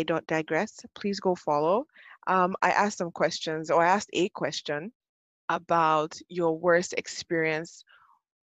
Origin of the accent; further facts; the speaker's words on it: Ibadan, Oyo, Nigeria; moved away as an adult; also born or lived in Ogun State; now in Lagos, Nigeria; Born and bred in Ibadan.